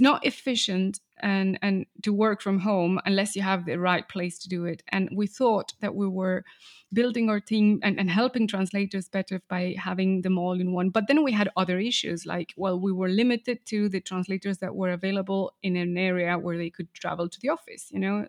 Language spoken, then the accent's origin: English; Argentina; English is a second language; I grew up in Argentina